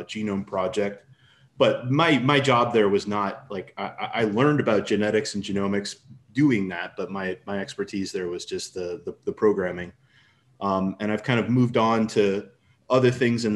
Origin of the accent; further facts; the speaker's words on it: St. Louis, Missouri, United States; I'm from St. Louis, Missouri, United States